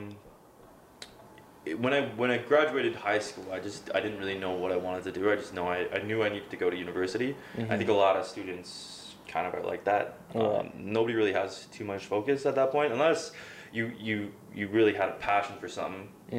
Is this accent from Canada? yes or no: yes; Oakville, Ontario, Canada; also born or lived in Calgary, Canada / Toronto, Canada; I was born in the GTA, so I was born in Oakville